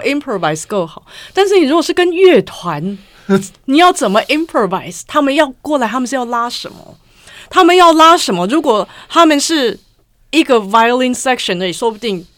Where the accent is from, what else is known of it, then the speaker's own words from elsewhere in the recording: United States; moved away; 像我这种在美国长大的